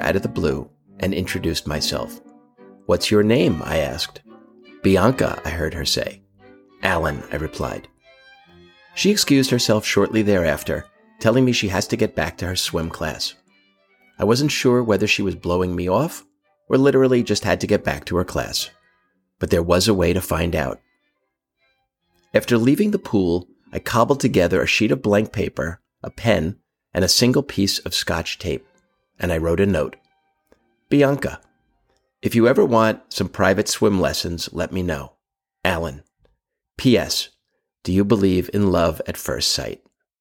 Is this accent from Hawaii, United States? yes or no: no; New York City, New York, United States; I'm Jewish, from Brooklyn. My parents were part Lithuanian, part German. I grew up in Brooklyn and Queens